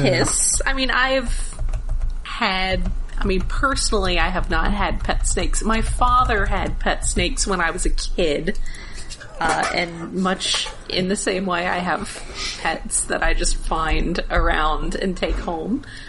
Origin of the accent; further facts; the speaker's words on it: Alabama, United States; I grew up in Alabama.